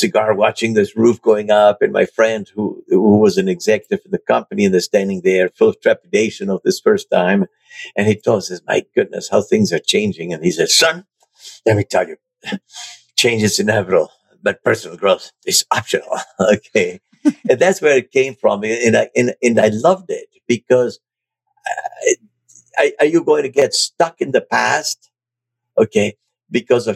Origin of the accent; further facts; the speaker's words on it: Buenos Aires, Argentina; moved away as an adult; also born or lived in Germany / France; now in United States; I was raised in Argentina, and I went to a British all-boy boarding school